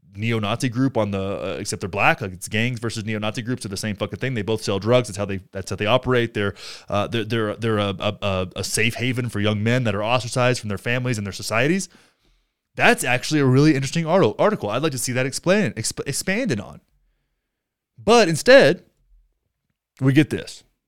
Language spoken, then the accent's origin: English; rural Texas, United States; my hometown, which is in the middle of rural Texas